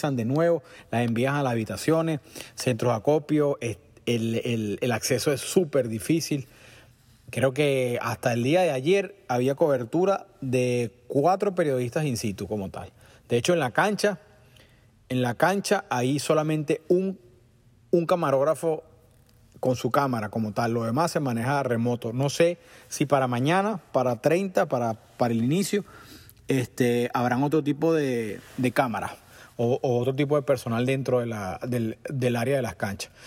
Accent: Caracas, Venezuela; now in United States; parte de mi vida viví muy cerca de Parque Miranda. Eh, y, pasé muchos fines de semana metido ahí. Cuando los jóvenes la semana era fijo, pues salíamos del liceo y íbamos para allá

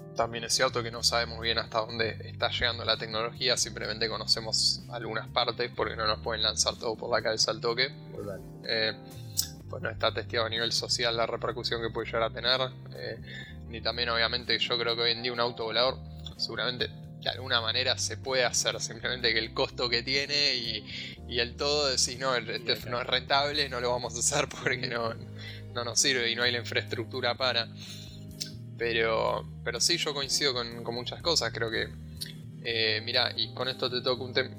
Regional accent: Argentina

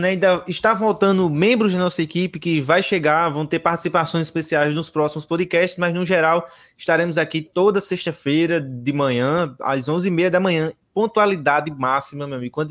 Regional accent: Paraíba, Brazil; now in Rio de Janeiro, Brazil; sou natural da Paraíba, moro hoje no Rio de Janeiro e estou aqui com os meus amigos fazendo esse podcast

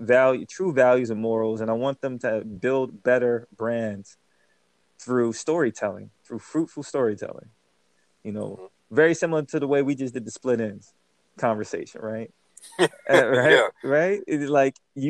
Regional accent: New Jersey, United States; also born or lived in Germany; Born in Germany, but raised here in Jersey

